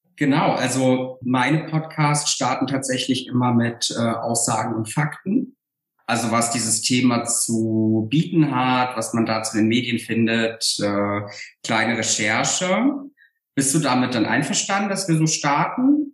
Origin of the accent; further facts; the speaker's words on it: Saarland, Germany; von meiner eigenen Biografie ähm, aus dem Saarland